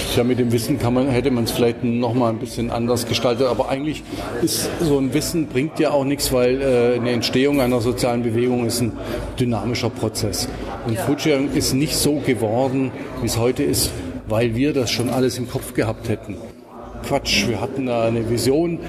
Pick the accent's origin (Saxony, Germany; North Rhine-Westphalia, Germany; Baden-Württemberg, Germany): Baden-Württemberg, Germany; Swabia; aufgewachsen bin ich aber in Schwaben